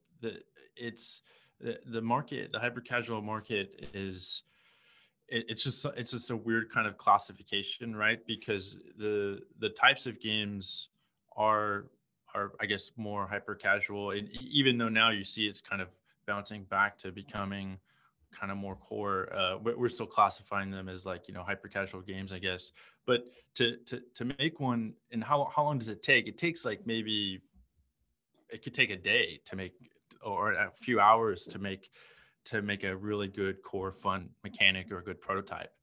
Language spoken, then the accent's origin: English; Houston, Texas, United States; also born or lived in San Francisco / New York; now in Ho Chi Minh City, Vietnam; I was born in Houston.